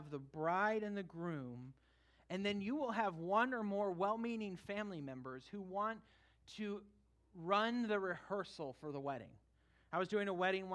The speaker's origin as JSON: {"language": "English", "region": "California", "country": "United States", "tie": "born or raised there", "moved": "yes", "said": "we went back to my home state for a family wedding"}